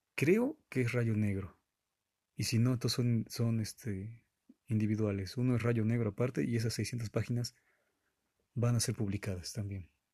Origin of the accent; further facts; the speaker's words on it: Mexico; yo soy de México.